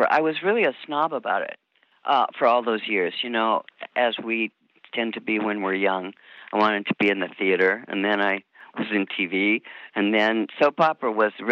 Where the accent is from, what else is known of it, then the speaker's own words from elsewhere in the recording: Michigan, United States; born there; also born or lived in Iowa / Omaha; I was born in Michigan, and my dad worked for Mutual of Omaha, and he was moving up in the company, and we finally and all through the Midwest.